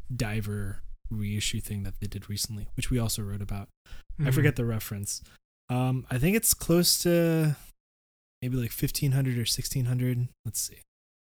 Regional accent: Florida, United States; I grew up in Florida.

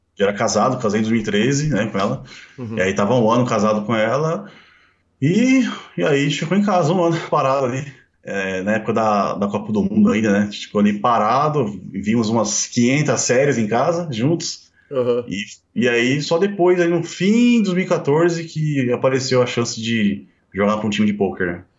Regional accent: São Bernardo do Campo, São Paulo, Brazil; eu nasci em São Bernardo, né? Nasci em São Bernardo em 1985

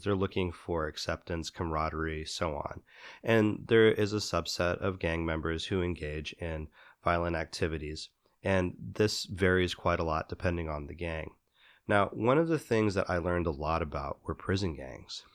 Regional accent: Midwest, United States; moved away; I grew up in the Midwest

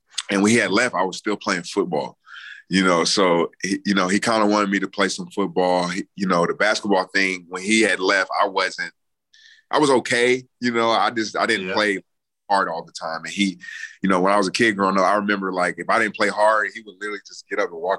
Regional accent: North Chicago, Illinois, United States; We moved over to the U.S. in 99. My dad was stationed outside of Chicago at the Great Lakes Base. So I grew up in North Chicago.

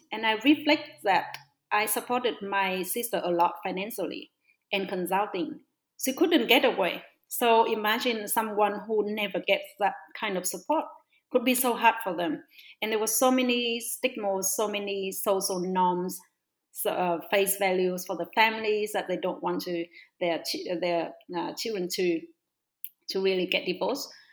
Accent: Northwest Vietnam, Vietnam; also born or lived in Melbourne; I was born in a very small village in the northwest of Vietnam.

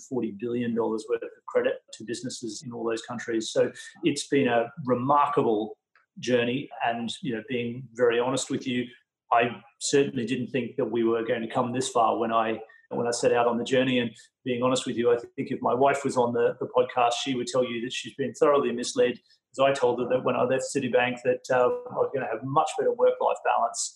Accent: Bundaberg, Queensland, Australia; moved away; Bundaberg in Queensland, my hometown.

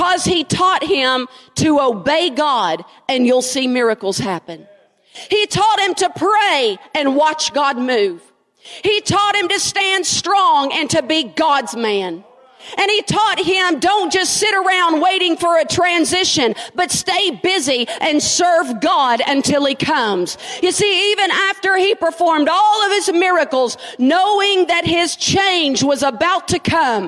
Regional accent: Frankfort, United States; moved away; I'm from Frankfort. And Frankfort's small. We have 27,000 people in my town

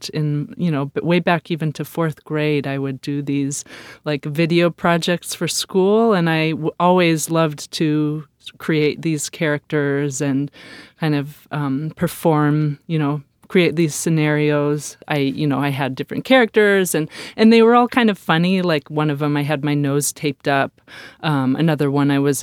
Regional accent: Northern California, United States; I grew up in Northern California

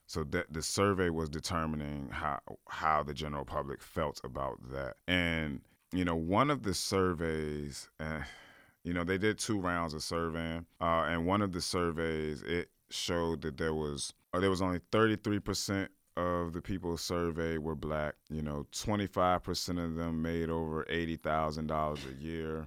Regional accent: Richmond, Virginia, United States; I'm from Church Hill. We always called it Hilltop

